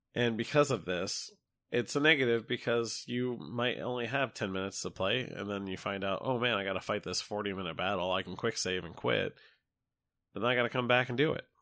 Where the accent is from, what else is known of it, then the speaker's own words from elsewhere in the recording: United States; I'm an American